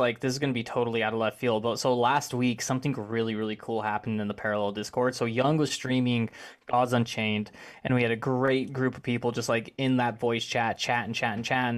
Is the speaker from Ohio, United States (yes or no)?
no; Arkansas, United States; also born or lived in Conway, Arkansas; I grew up in Arkansas myself, and I am moving to Savannah in October